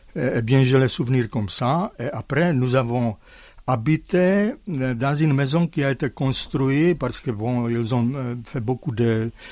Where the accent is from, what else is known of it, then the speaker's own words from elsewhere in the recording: Zlín, Zlín Region, Czechia; French is a second language; moved away as an adult; now in France; ils ont changé le nom de ma ville natale, Zlin à Gottwaldorf